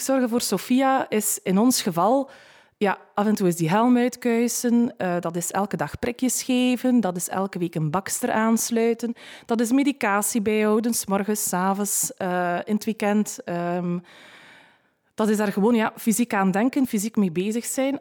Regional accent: West Flanders, Belgium; bij ons in West-Vlaanderen

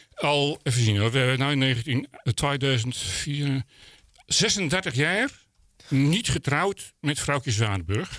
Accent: Volendam, North Holland, Netherlands; wij als Volendammers

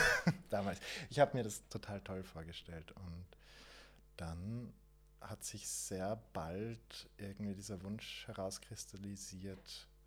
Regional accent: Waldviertel, Lower Austria, Austria; Bei uns im Waldviertel

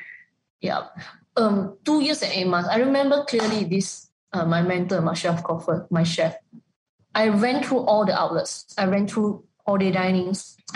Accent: Malaysia; English is a second language; also born or lived in Kuala Lumpur

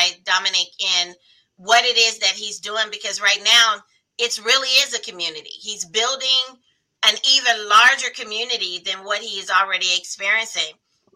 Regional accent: Indianapolis, Indiana, United States; I grew up in Indianapolis off of 32nd and College area

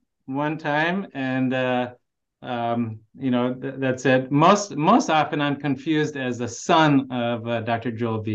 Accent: Canada; I was born and raised in Canada. I'm Canadian

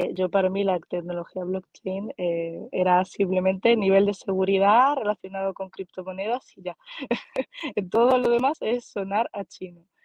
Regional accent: Málaga, Andalusia, Spain; soy más malagueña que un experto de sardinas

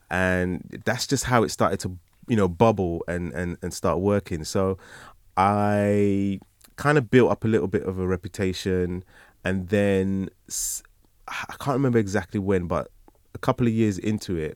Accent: Nigeria; If I didn't know he was Nigerian, there must be people that don't know I'm Nigerian.

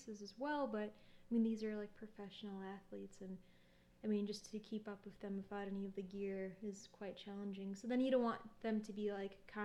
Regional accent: Chicago, Illinois, United States; moved away; also born or lived in Alaska; I grew up in Chicago

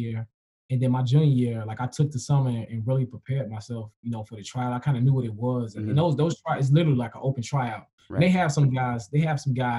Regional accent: Chicago, Illinois, United States; I grew up in Logan Square

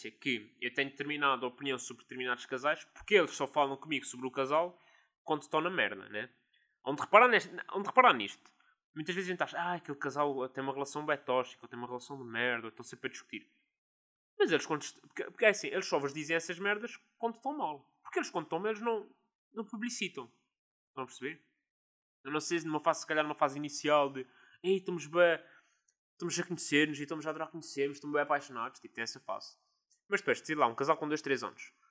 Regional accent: Azores, Portugal; gosto sempre de aprender coisas sobre a minha terra

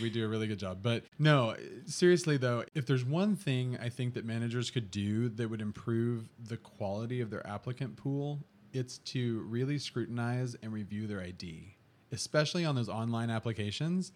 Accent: Texas Panhandle, United States; I'm from West Texas, so I grew up in the Texas Panhandle

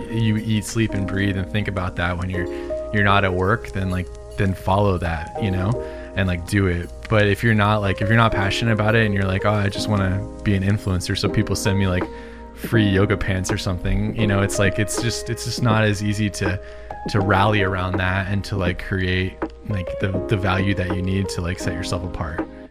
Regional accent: Southern California, United States; also born or lived in Illinois; I've been in California, Southern California, the whole rest of my life

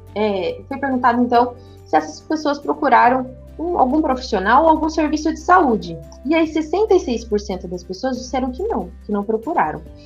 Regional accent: São Paulo, Brazil; moved away; sou natural de São Paulo

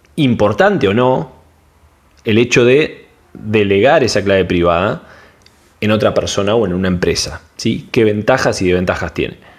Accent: Argentina; soy de Argentina

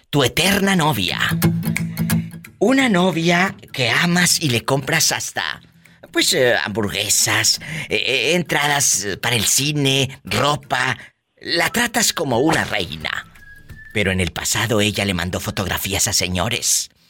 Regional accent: Guanajuato, Mexico; now in Greensboro, United States; De Guanajuato, viva.

